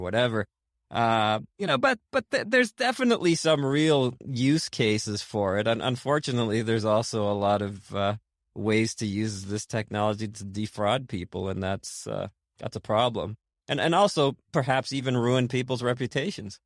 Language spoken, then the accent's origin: English; Boston, Massachusetts, United States; I grew up in, uh, in Boston, actually, in Rosendale